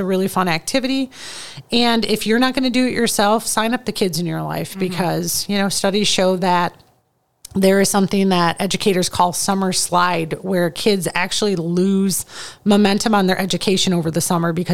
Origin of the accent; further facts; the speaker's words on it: Midwest, United States; growing up in the Midwest